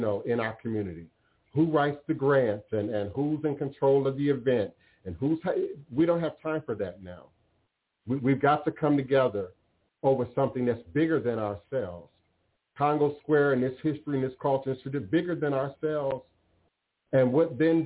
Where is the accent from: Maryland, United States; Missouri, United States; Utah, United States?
Maryland, United States; moved away; also born or lived in Chicago, Illinois / New Orleans, Louisiana; I grew up in Maryland, some of you all know. I saw gentrification in PG County